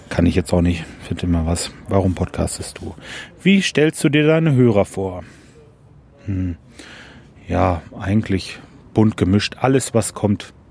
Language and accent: German; Lemgo, North Rhine-Westphalia, Germany; Meine Stadt ist also Lemgo oder ich komme aus der Nähe von Lemgo. Ich bin kürzlich umgezogen ins Kalletal. Das ist aber alles in der Nähe von Bielefeld.